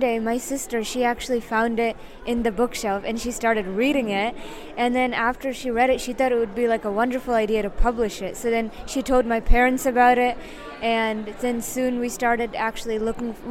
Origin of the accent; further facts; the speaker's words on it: Yonkers, New York, United States; I was born in Yonkers, New York.